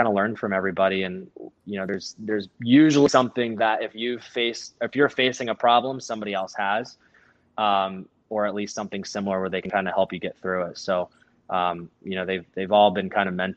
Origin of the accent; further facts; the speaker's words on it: Frederick, Maryland, United States; now in Ohio, United States; I am from Maryland and, born and raised there, and someday we'll end up there